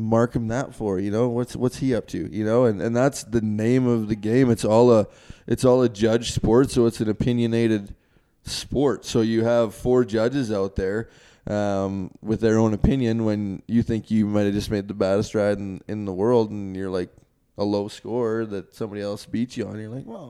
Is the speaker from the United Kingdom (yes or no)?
no; Canada; me coming across the border as a Canadian